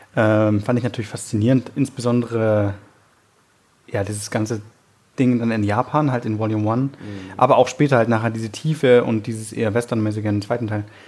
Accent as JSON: {"language": "German", "country": "Germany", "said": "wir als Deutsche"}